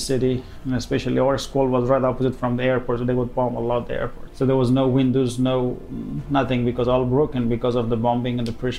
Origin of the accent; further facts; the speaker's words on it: central Afghanistan, Afghanistan; moved away as an adult; now in Dubai, United Arab Emirates; I was born in Afghanistan, and the central parts of Afghanistan, when it was the communism government